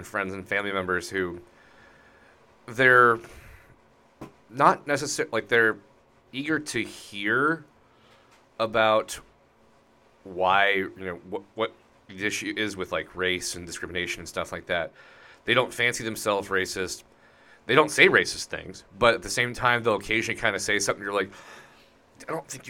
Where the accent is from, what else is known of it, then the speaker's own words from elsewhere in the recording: outside of Denver, Colorado, United States; the county I grew up in outside of Denver